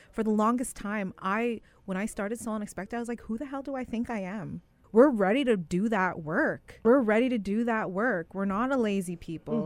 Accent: Winnipeg, Manitoba, Canada; grew up in the West End of Winnipeg, the Urban Reserve.

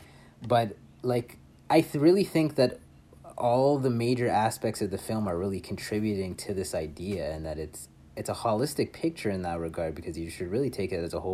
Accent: Buenos Aires, Argentina; I'm from Buenos Aires, and I say kill them all.

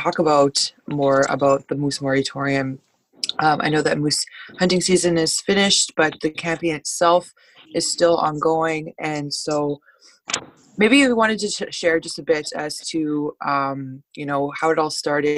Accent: Sagkeeng First Nation, Treaty 1, Manitoba, Canada; I'm from Sagin First Nation, located in Treaty 1

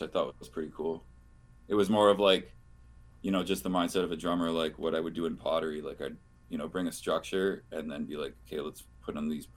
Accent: near Detroit, Ontario, Canada; I grew up near Detroit.

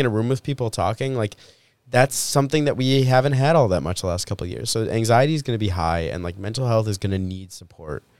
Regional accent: Winnipeg, Manitoba, Canada; I was born in Winnipeg.

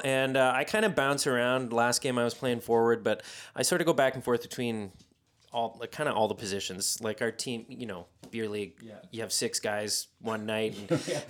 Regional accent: London, Ontario, Canada; I was born and raised in London, Ontario.

